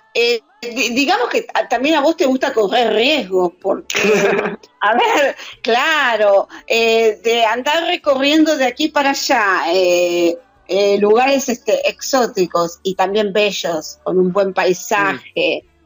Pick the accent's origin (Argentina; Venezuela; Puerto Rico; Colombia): Argentina; La única argentina soy yo acá